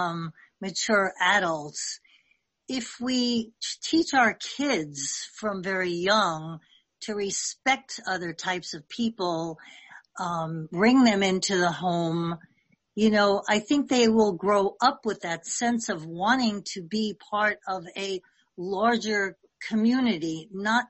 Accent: Lynbrook, New York, United States; I grew up in Lynbrook, and I had a friend who was Lutheran, and I was Catholic, and Italian, no less.

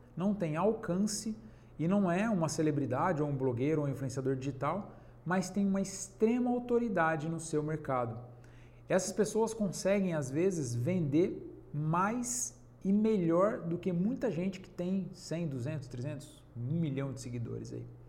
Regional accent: Penápolis, São Paulo, Brazil; na minha cidade, eu sou de Penápolis, interior de São Paulo

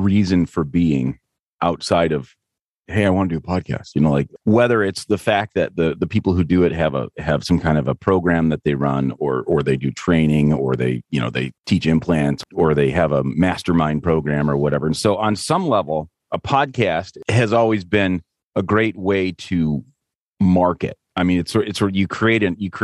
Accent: Midland, Michigan, United States; I live in Midland and grew up in Midland

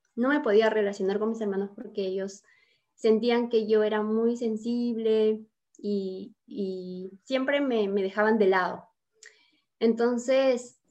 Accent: Piura, Peru; yo soy piura, peruana, piurana, del departamento de Piura, y vivía en el campo con mis padres

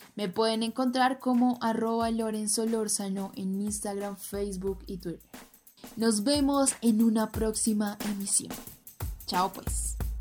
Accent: Colombia; nosotros como colombianas, colombianos y latinoamericanos

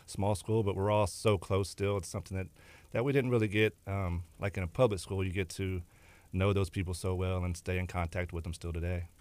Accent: Texas City, Texas, United States; also born or lived in La Marque, Texas / Galveston, Texas; Lived, grew up in West Texas City.

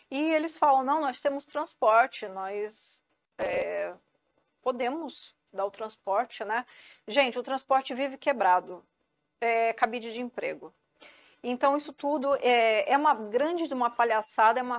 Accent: Santos, São Paulo, Brazil; Sou santista e é. vicentina

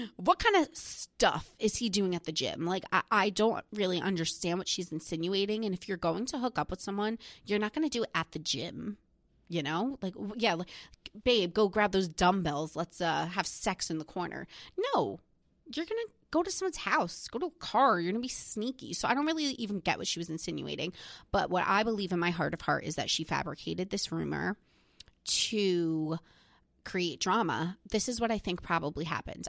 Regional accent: New Jersey, United States; I'm from New Jersey. Melissa and Teresa live in my hometown

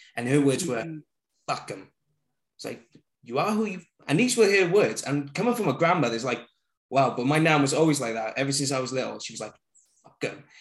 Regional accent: Barry, Wales, United Kingdom; born and raised in Barry

